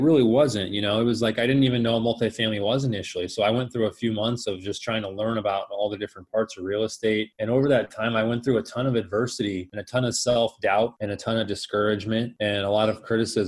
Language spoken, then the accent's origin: English; Phoenix, Arizona, United States; also born or lived in Colorado / Scottsdale, Arizona; I was born and raised here in Phoenix